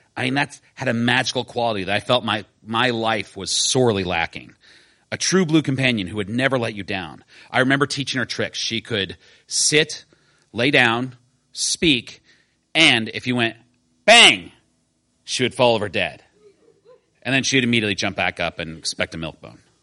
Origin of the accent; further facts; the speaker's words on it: Decatur, Illinois, United States; I grew up in Decatur, Illinois, a town for which I never had much sentiment.